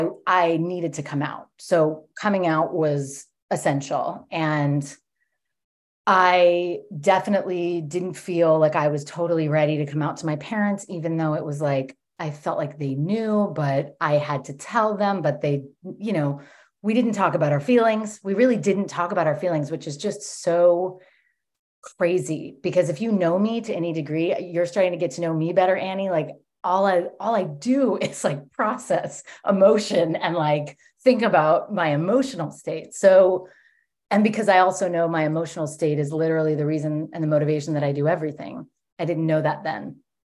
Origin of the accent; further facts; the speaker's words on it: New York, United States; born there; I was born in 1984 in New York.